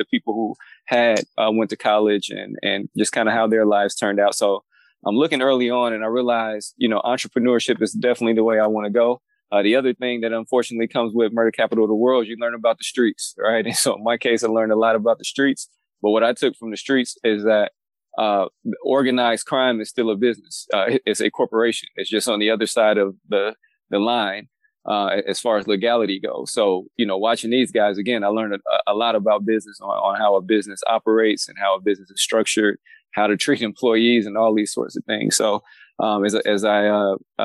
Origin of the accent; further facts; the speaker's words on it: Gary, Indiana, United States; I grew up in a little town just outside of Chicago. For you guys who know a little bit about the state's geography, it's a little town called Gary, Indiana.